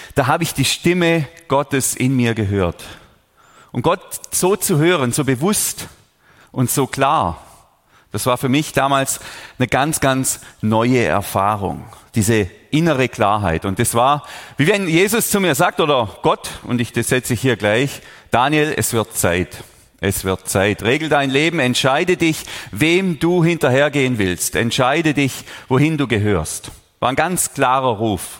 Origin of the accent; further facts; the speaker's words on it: Überlingen, Baden-Württemberg, Germany; Ich bin hier aufgewachsen in der Region